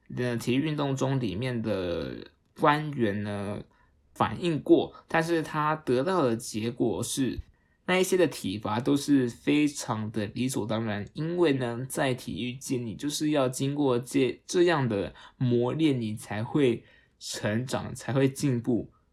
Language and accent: Chinese; Taiwan; accent: Taiwanese Mandarin; 激动到我都要台湾国语